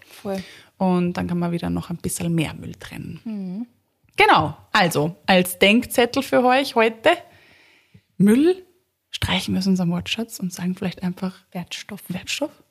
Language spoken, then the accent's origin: German; Vienna, Austria; Und dann kannst du ja halt als Wienerin hingehen und sagen, so, ich kaufe mir jetzt Erde von meinem eigenen Kompost.